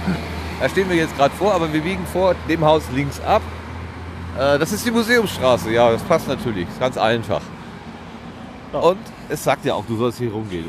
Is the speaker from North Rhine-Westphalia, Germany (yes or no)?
yes; Sauerland, North Rhine-Westphalia, Germany; Ich komme ja wenigstens noch aus dem Land der 1000 Berge, dem Sauerland